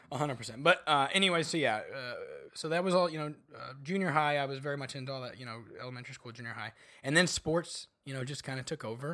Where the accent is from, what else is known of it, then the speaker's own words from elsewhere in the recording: Bartonville, Illinois, United States; moved away; also born or lived in Chicago; grew up a few hours south, uh, of Chicago in a little town called Bartonville, Illinois